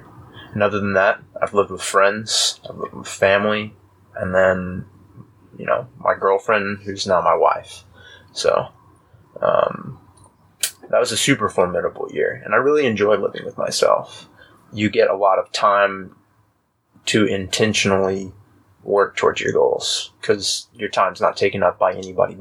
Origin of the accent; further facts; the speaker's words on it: Austin, Texas, United States; also born or lived in Fort Worth; I grew up in Austin